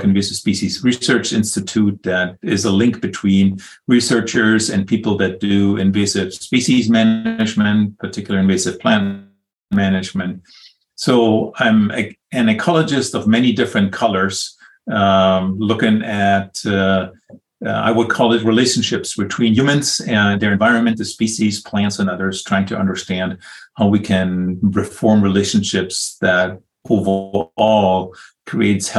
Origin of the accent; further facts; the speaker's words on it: Northern Germany, Germany; English is a second language; moved away as an adult; now in United States; I grew up in Northern Germany, came to the U.S. some 30 years ago